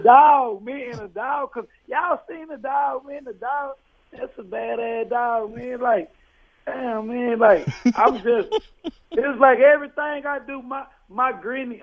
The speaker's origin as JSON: {"language": "English", "town": "Fort Worth", "region": "Texas", "country": "United States", "said": "I'm from Fort Worth, Texas"}